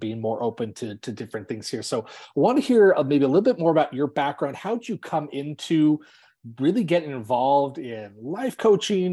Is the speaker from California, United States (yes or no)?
yes; Los Angeles, California, United States; moved away as an adult; I actually grew up in Southern California in the LA area, and my family still lives down there